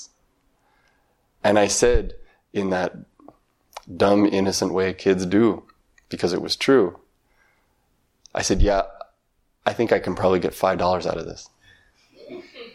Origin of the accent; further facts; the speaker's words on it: Montana, United States; When I was very young, maybe 8 or 9 years old, I grew up in Montana.